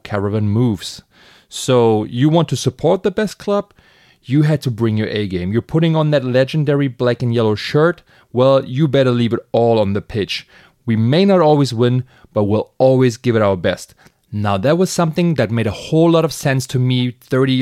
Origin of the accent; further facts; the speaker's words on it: Berlin, Germany; now in Brooklyn, United States; I'm a Berlin transplant living in Brooklyn